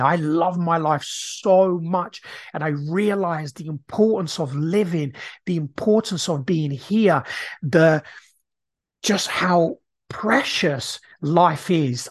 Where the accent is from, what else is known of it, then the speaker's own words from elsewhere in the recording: Brazil; now in United Kingdom; I grew up in Brazil